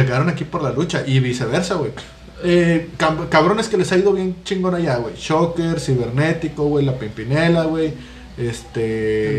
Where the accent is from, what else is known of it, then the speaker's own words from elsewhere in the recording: Mexico; no estamos libres de la cancelación tampoco como mexicanos